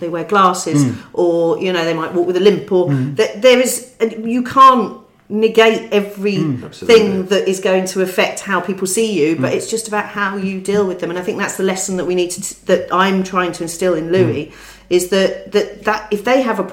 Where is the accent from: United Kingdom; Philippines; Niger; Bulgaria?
United Kingdom; London; we're Londoners, we're both Londoners, we were born and bred in London